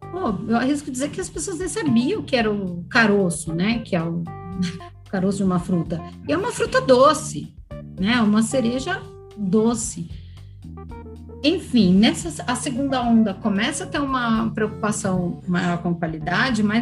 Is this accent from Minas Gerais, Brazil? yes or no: yes; Poços de Caldas, Minas Gerais, Brazil; Mas eu também vim de Poços de Caldas, que é uma região de produção de café, então tem essa cultura bem, bem forte.